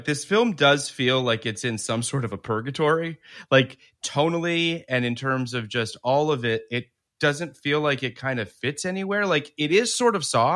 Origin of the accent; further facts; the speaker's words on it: Toronto, Ontario, Canada; I grew up in Toronto.